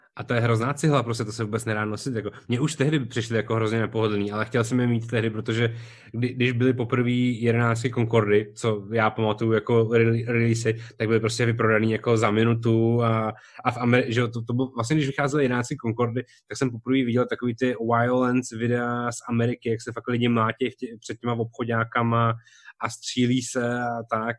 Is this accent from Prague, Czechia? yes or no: yes; Prague, Czechia; jsem byl prostě z Barandova